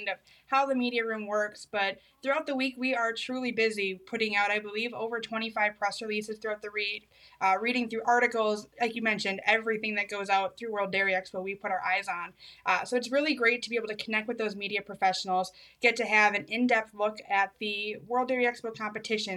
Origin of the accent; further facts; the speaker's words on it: Lancaster, Wisconsin, United States; I grew up in Lancaster, Wisconsin, down in good old Grant County